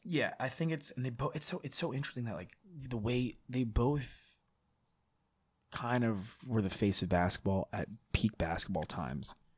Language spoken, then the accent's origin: English; New York, United States; I'm from New York